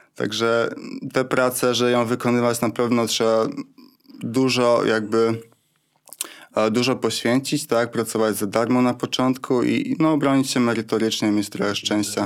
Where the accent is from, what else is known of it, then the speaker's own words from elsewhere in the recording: Wrocław, Lower Silesian Voivodeship, Poland; jestem z Wrocławia, więc grałem w Śląsku Wrocław